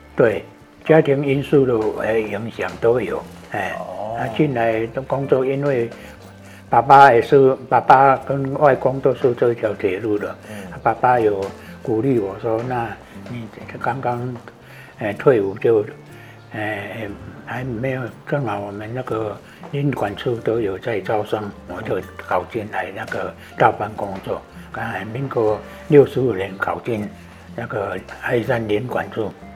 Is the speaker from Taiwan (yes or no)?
yes; Zhuqi, Chiayi County, Taiwan; 我是从小就在竹崎土生土长的